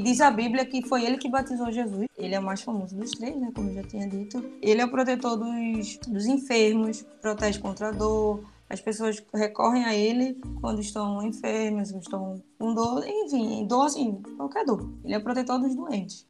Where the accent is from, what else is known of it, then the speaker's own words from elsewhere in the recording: Recife, Pernambuco, Brazil; sou recifense